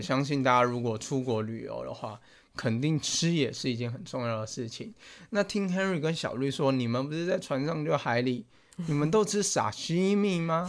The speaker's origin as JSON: {"language": "Chinese", "country": "Taiwan", "said": "我们那一团全部都台湾人"}